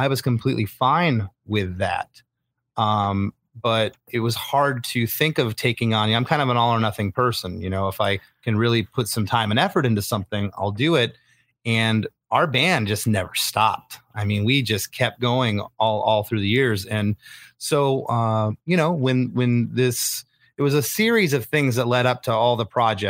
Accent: Florida, United States; also born or lived in Michigan; My parents, we moved to Florida when I was 7.

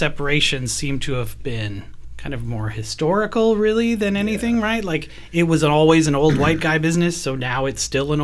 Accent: Canada; now in Hillsboro, United States; I'm from Canada

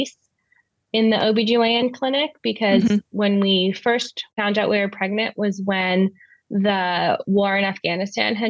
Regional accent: Southern California, United States; moved away as an adult; also born or lived in Southwestern Germany; now in Germany; I'm originally from Southern California, but I'm currently living in Southwestern Germany

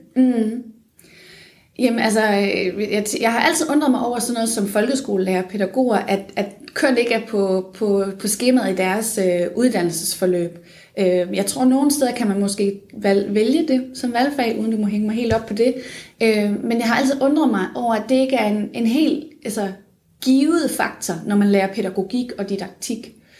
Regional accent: Funen, Southern Denmark, Denmark; moved away as an adult; also born or lived in Odense; now in Aarhus, Denmark; jeg er oprindelig fra Fyn

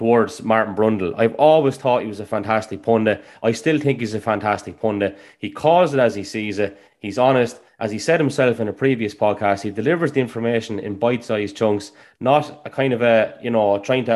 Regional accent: Ireland; Coming from Ireland, we're very quick as a nation to run down people

